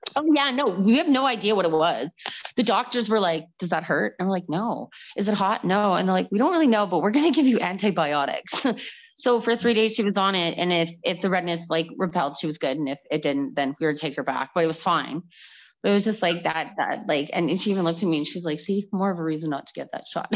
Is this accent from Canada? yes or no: yes; Calgary, Alberta, Canada; moved away as an adult; I am from Calgary